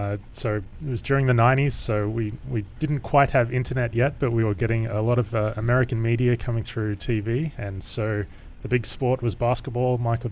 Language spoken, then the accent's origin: English; Australia; moved away; I grew up in Australia.